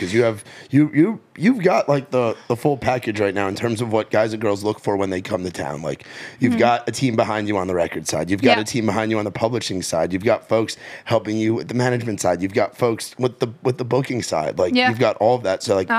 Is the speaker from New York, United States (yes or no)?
yes; New York, United States; I'm from New York